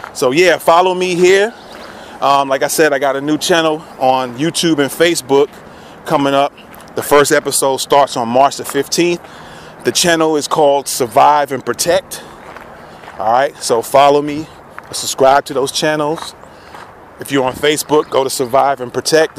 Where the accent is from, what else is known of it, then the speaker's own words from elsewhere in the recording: New York City, New York, United States; also born or lived in Queens, New York; now in Tennessee, United States; That's where I grew up in the Bronx